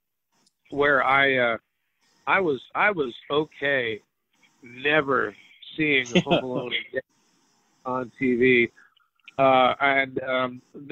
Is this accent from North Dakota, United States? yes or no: no; New York City, New York, United States; growing up in New York